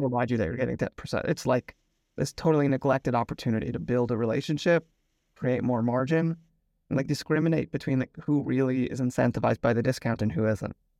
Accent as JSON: {"language": "English", "town": "Potomac", "region": "Maryland", "country": "United States", "tie": "born or raised there", "also_born_or_lived": "New York", "moved": "as an adult", "lives_now": "Tel Aviv, Israel", "said": "I grew up in Potomac, Maryland. I now live in Tel Aviv, Israel with my wife and two kids. We moved here five years ago"}